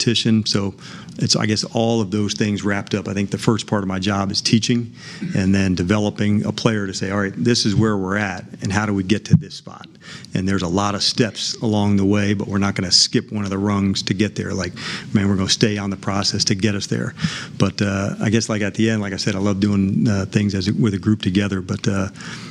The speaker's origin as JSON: {"language": "English", "region": "New Jersey", "country": "United States", "tie": "born or raised there", "said": "I grew up in New Jersey about, you know, 20 miles west of Manhattan."}